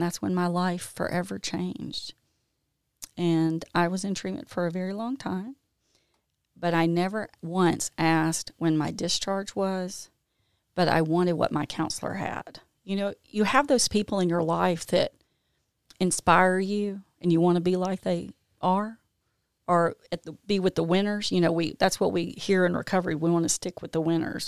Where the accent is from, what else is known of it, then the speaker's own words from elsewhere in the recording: Jackson, Mississippi, United States; now in Canton, United States; I grew up in Jackson